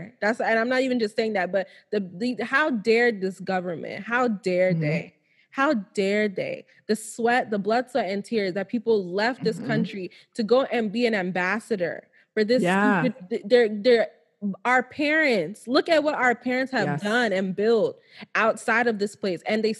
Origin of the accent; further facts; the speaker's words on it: Nigeria; Every last Nigerian, we are the shit. Like, I'm not even trying to say that because I'm Nigerian.